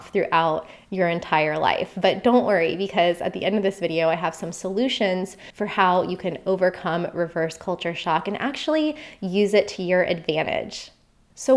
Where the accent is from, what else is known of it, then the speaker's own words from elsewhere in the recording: United States; moved away as an adult; also born or lived in Costa Rica / Australia; my home country is the US